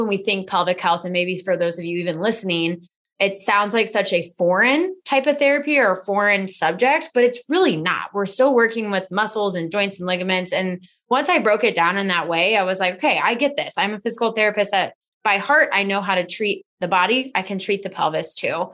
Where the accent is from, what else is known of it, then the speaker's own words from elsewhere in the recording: Lee's Summit, Missouri, United States; So I grew up in Lee Summit, Missouri, which is a suburb of Kansas City, south of the city, and born and raised here